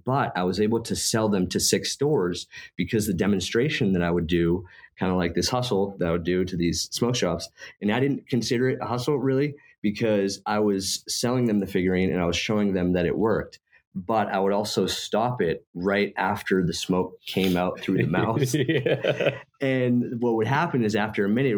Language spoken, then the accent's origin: English; Maine, United States; moved away as an adult; also born or lived in Germany / California; I was working in Maine, where I'm from